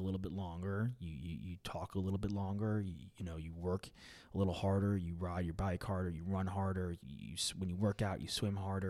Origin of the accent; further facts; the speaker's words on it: New York, United States; being a New Yorker, and I'm young